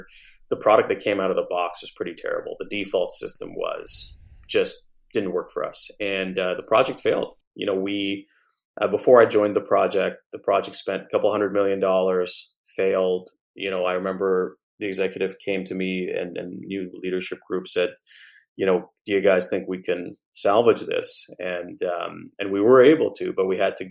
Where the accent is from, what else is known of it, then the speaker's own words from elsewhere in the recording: Montreal, Quebec, Canada; I grew up in Montreal